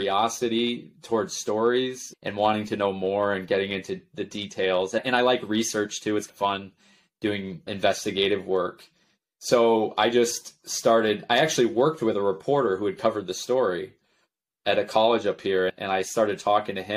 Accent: Potsdam, New York, United States; Potsdam, the whole county is like my hometown

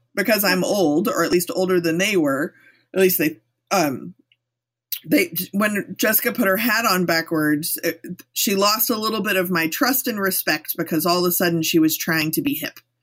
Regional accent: Texas, United States; I'm from Texas.

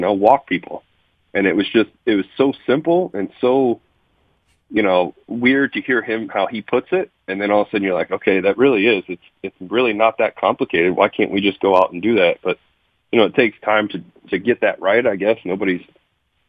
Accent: Ohio, United States; moved away; pitching in Cleveland back in my home state

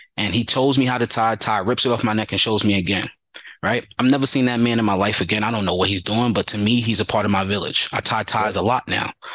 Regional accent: New York City, New York, United States; growing up in the Bronx and going to high school in Harlem.

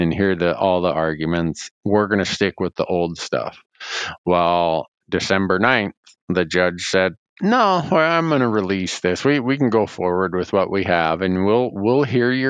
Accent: Montana, United States; my home state of Montana

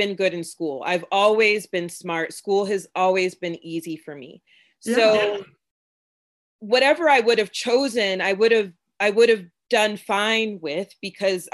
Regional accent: Florida, United States; also born or lived in Jamaica (ancestry) / North Carolina; I'm from Florida. My family's from Jamaica. And there's a certain vibe that happens when you come from a place like Florida and your parents are Jamaican, right? Like growing up

